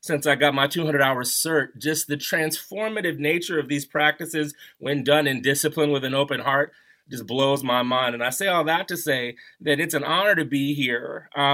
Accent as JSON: {"language": "English", "town": "Baltimore", "region": "Maryland", "country": "United States", "also_born_or_lived": "Washington, D.C. / New York", "moved": "as an adult", "lives_now": "Denver, United States", "said": "I'm from like the Baltimore area"}